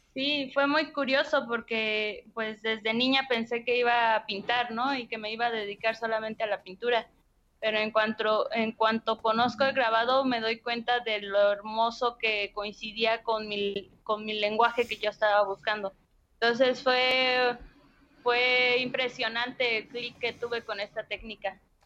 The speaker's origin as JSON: {"language": "Spanish", "area": "Mexico City and Hidalgo", "region": "central Mexico", "country": "Mexico", "tie": "born or raised there", "moved": "yes", "lives_now": "Guanajuato, Mexico", "said": "mi infancia se desarrolla entre la Ciudad de México e Hidalgo"}